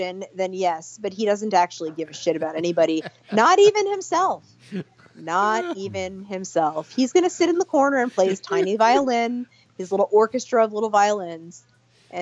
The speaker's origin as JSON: {"language": "English", "town": "New York City", "region": "New York", "country": "United States", "moved": "yes", "lives_now": "Portland, United States", "said": "I'm from Brooklyn"}